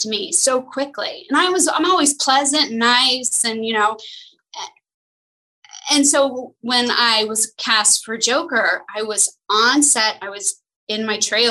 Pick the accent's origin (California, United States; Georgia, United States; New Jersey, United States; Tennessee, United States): California, United States; Los Angeles; when I was growing up in Los Angeles, I was young, I was broke.